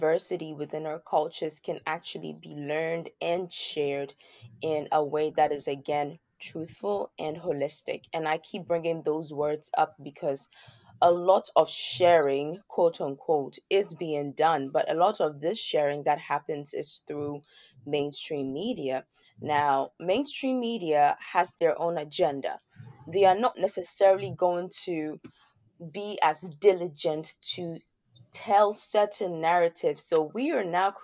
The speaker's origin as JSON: {"language": "English", "country": "Ghana", "tie": "born or raised there", "also_born_or_lived": "United States", "moved": "yes", "said": "I was born in Ghana"}